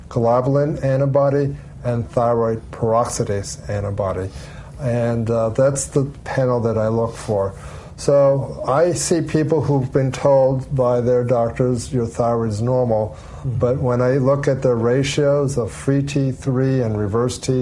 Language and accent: English; Allentown, Pennsylvania, United States; moved away as an adult; also born or lived in Pittsburgh, Pennsylvania / Central Florida; now in Orlando, United States; my hometown in Allentown, Pennsylvania